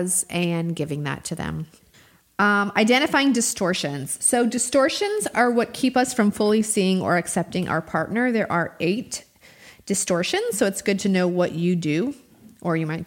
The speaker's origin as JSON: {"language": "English", "region": "New Mexico", "country": "United States", "tie": "born or raised there", "moved": "yes", "lives_now": "Georgia, United States", "said": "I'm from New Mexico"}